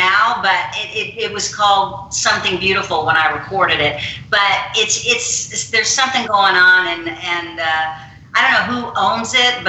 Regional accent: Macon, Georgia, United States; born there; now in Los Angeles, United States; Okay, well, I was born in Georgia, in Macon, Georgia. My dad was in the Air Force. I'm the youngest of 5 girls. Moved around quite a bit with my family being in the military and ended up in Los Angeles in 1984.

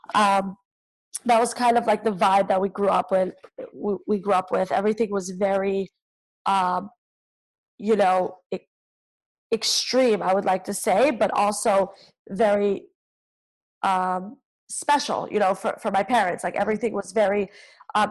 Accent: New York City, New York, United States; I grew up in Crown Heights, Brooklyn.

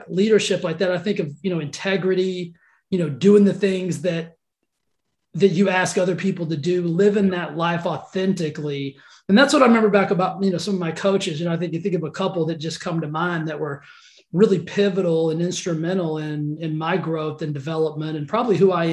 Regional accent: Cisco, Texas, United States; accent: twang; now in Palm Springs, United States; I was born in Texas, love Texas

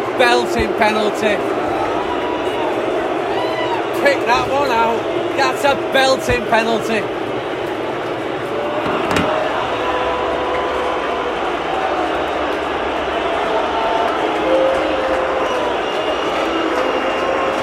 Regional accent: England, United Kingdom; I'm English

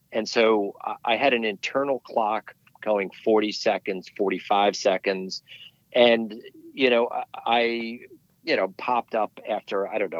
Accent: White Mountains, New Hampshire, United States; now in Connecticut, United States; I grew up ice climbing in the White Mountains

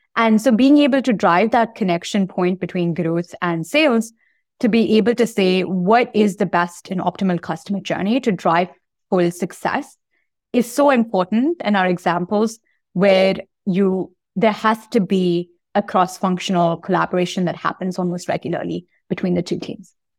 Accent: Bangalore, Karnataka, India; moved away as an adult; Grew up in Bangalore and, uh, uh, in, in India

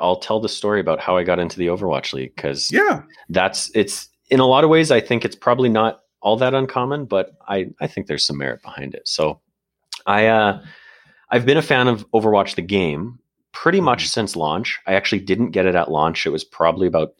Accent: Canada; also born or lived in Calgary, Alberta; I'm Canadian. For those of you that don't know, I'm based out of Calgary, Alberta.

